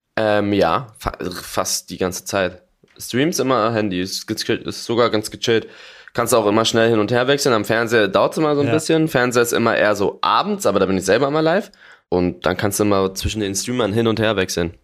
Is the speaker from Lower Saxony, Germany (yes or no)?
no; Berlin, Germany; als Berliner